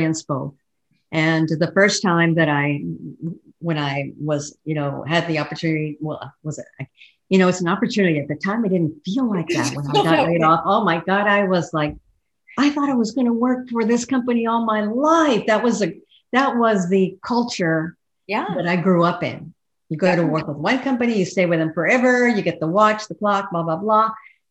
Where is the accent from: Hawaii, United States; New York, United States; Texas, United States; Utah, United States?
Texas, United States; El Paso; moved away as an adult; now in Fort Worth, United States; I'm a long life Texan, was born and raised in El Paso